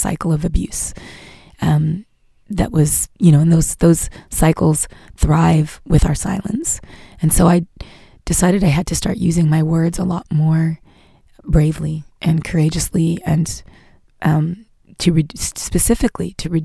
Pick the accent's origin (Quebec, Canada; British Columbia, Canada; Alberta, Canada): Quebec, Canada; Montreal; now in United States; as a Canadian, as a Quebecoise, as a Montréalaise when I go there. It brought up a lot of my own history in Montreal